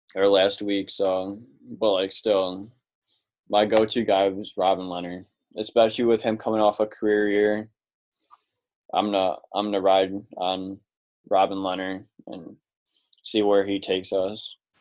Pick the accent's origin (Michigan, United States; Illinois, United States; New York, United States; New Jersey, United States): Illinois, United States; Chicago; we're from Chicago